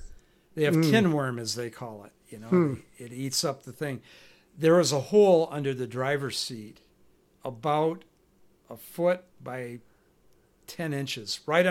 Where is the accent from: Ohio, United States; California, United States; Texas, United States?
California, United States; I'm from California, and we've learned that you have to use other devices, paper things or whatever.